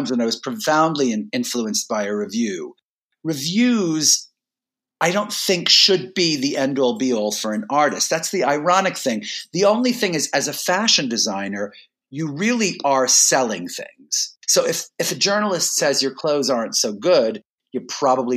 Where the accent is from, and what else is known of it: New York City, New York, United States; born or raised there